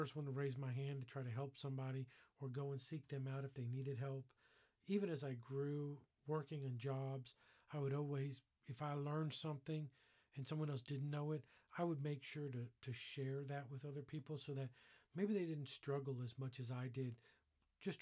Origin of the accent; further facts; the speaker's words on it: Fort Lauderdale, Florida, United States; I grew up in Fort Lauderdale, Florida, in an all-Jewish family